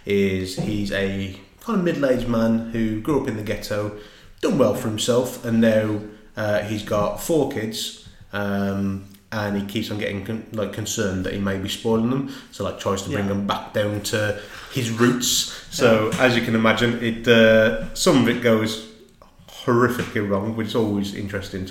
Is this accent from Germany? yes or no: no; Dudley, West Midlands, United Kingdom; I grew up in Dudley